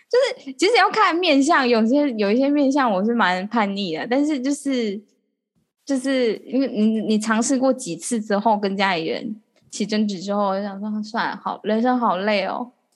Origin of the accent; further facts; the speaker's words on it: Taiwan; 我们台湾人